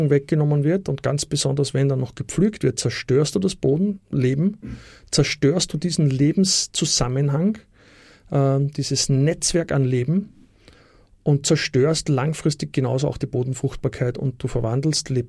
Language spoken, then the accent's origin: German; Austria; Also Dinge, die bei uns in Österreich, also Mulchen vor allem, eh weit verbreitet sind, nur kauft man bei uns halt